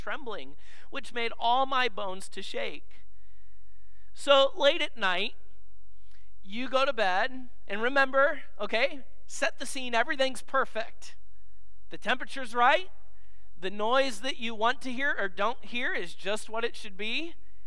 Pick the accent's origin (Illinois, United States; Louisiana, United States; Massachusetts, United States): Illinois, United States; moved away; the church I grew up in Illinois